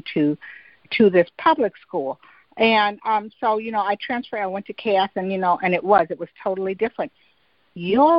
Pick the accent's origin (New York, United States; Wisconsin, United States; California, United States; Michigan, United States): Michigan, United States; I grew up in Michigan